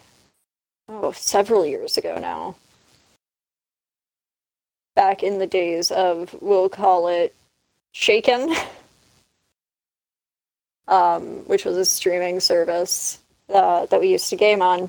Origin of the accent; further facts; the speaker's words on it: Canada; I'm the Canadian of the bunch.